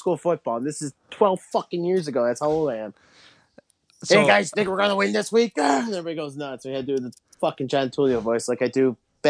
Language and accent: English; Brockport, New York, United States; we're from Brockport.